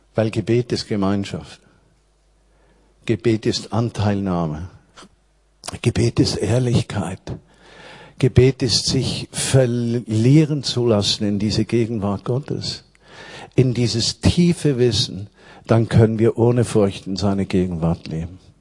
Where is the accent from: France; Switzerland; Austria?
Switzerland; moved away as an adult; now in Berlin, Germany; ich war kulturchristlich aufgewachsen in der Schweiz